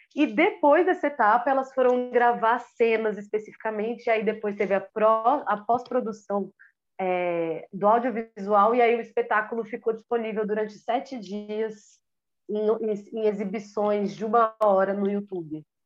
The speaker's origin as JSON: {"language": "Portuguese", "region": "Minas Gerais", "country": "Brazil", "tie": "born or raised there", "accent": "mineiro", "said": "eu puxo meu R mineiro"}